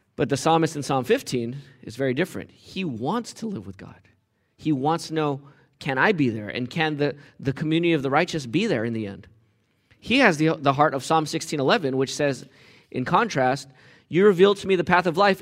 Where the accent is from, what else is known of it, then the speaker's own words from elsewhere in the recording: United States; I'm American.